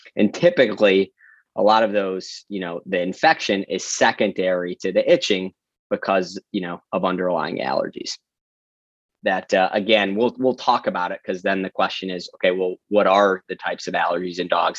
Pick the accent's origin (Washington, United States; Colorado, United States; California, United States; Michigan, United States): Michigan, United States; Detroit; moved away as an adult; also born or lived in New York City; born and raised in Metro Detroit, a Midwesterner at heart